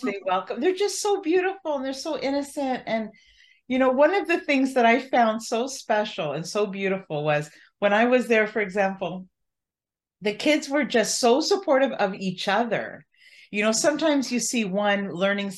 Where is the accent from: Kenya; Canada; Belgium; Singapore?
Canada; as a Canadian